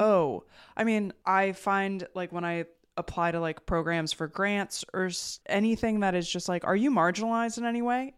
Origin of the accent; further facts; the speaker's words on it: New Jersey, United States; I'm from New Jersey, the land of malls and diners